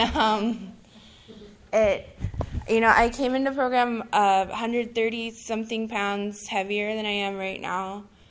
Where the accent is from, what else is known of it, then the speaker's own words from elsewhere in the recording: Honolulu, Hawaii, United States; I'm from Honolulu